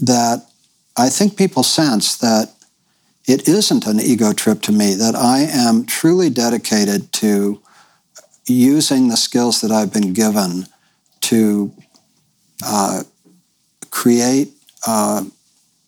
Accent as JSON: {"language": "English", "region": "New York", "country": "United States", "tie": "born or raised there", "moved": "as an adult", "lives_now": "Bolinas, United States", "said": "I grew up in New York, in the New York intelligentsia"}